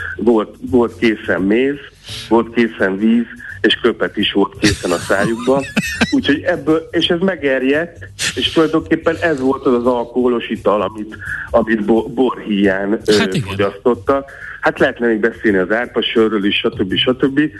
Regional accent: the far bank of the Tisza, Csongrád-Csanád, Hungary; ott a, a Tisza túlsó partján, ö, lehetett, ahol én egyébként születtem

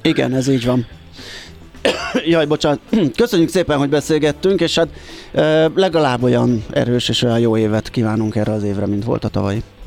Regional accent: Budapest, Hungary; én belvárosi gyerekként ott nőttem fel a hatodik kerületbe a, a nagykörút, kiskörút között a Király utcába

